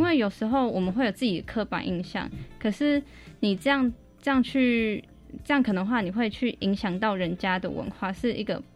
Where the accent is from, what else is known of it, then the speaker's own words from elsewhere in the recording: Taiwan; 我来自台湾，我现在十九岁，我现在就读恒义中学